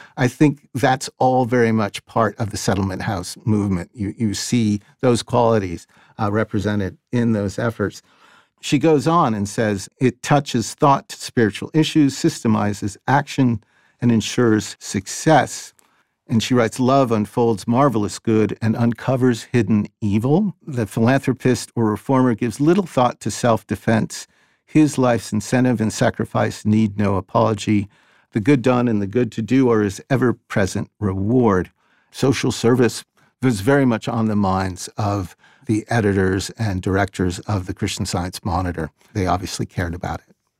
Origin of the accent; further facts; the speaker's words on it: Boston, Massachusetts, United States; I'm a Bostonian. I wasn't born here, but I grew up here